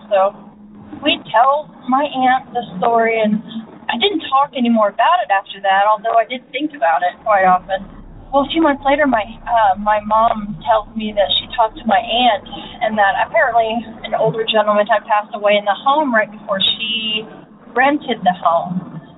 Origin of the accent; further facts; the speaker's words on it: Indiana, United States; I am from Indiana.